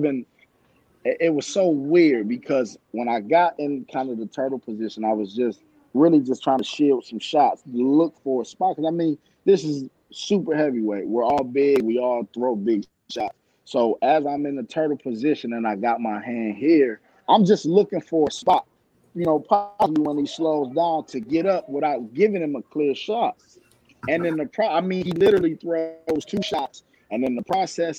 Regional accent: Rochester, New York, United States; moved away as an adult; also born or lived in Daytona Beach, Florida; now in Atlanta, United States; I'm actually not from Georgia. I'm from New York, Rochester, New York.

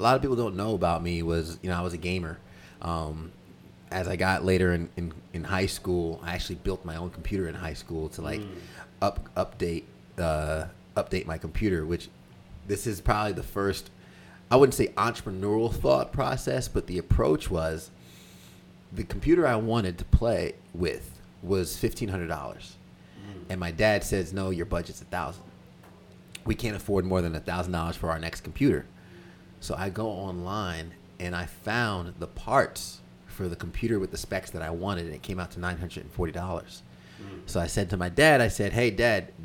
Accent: Long Island, New York, United States; moved away as an adult; also born or lived in Greenville, South Carolina; now in Charlotte, United States; Growing up in New York, it was a lot of work ethic

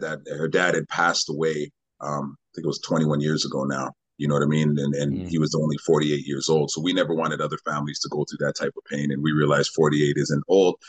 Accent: Winnipeg, Manitoba, Canada; moved away as an adult; now in Vancouver, Canada; I grew up in Winnipeg, Manitoba

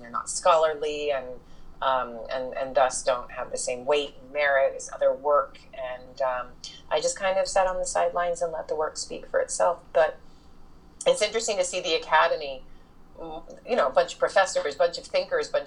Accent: Houston, Texas, United States; moved away; I grew up in Texas, in Houston of all places

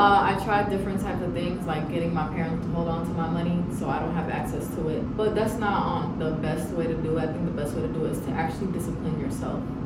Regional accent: Atlanta, Georgia, United States; also born or lived in Eritrea; now in Washington, D.C., United States; I'm from Atlanta and Eritrea originally.

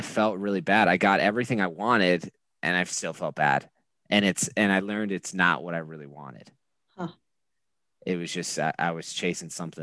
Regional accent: Eden Prairie, Minnesota, United States; moved away as an adult; also born or lived in Montana / Wyoming / Chicago; I grew up in a place called Eden Prairie, Minnesota.

